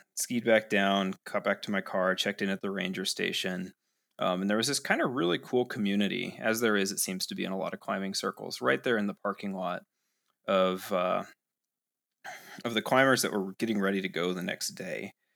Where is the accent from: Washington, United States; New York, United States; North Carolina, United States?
Washington, United States; Seattle; moved away as an adult; now in Ogden, United States; I grew up in Seattle